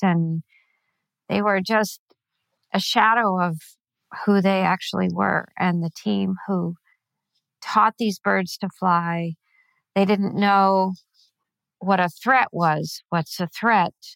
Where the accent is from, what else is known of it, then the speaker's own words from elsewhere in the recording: California, United States; moved away as an adult; also born or lived in Venezuela / Chile; I grew up in California.